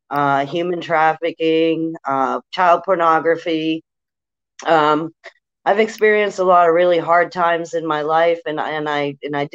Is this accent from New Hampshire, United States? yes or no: yes; New Hampshire, United States; I'm from New Hampshire.